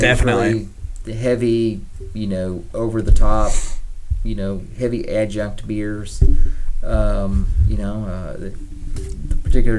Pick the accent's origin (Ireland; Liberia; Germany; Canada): Germany; Yeah, I mean, I would say a portion of my life I grew up in Germany.